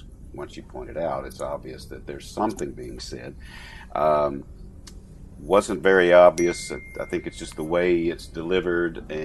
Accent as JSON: {"language": "English", "region": "Louisiana", "country": "United States", "tie": "born or raised there", "said": "born and raised in Louisiana"}